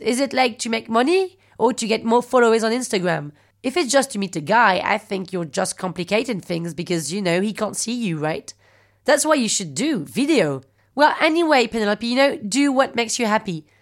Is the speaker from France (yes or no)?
yes; France; accent: French; English is a second language; I'm French